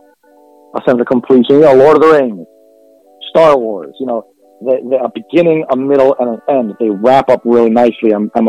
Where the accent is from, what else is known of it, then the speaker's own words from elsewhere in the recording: Hawaii, United States; I'm from Hawaii